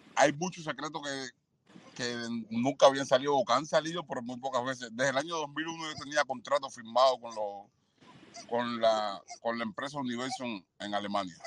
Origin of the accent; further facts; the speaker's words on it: Cuba; moved away as an adult; como cubano